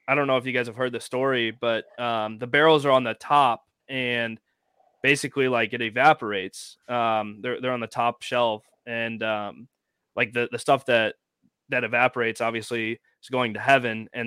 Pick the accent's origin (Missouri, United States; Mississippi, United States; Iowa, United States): Missouri, United States; St. Louis; Growing up in St. Louis